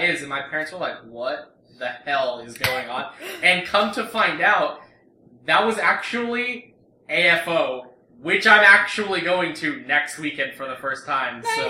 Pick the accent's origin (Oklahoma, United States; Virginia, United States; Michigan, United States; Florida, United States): Florida, United States; Tampa; I grew up in the Tampa area